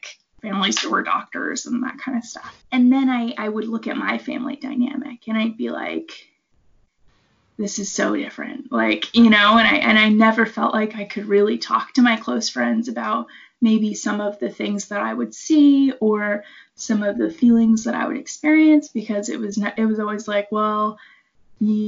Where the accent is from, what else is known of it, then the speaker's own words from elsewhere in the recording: New England, United States; moved away; also born or lived in Seattle; I am from the New England area of the United States originally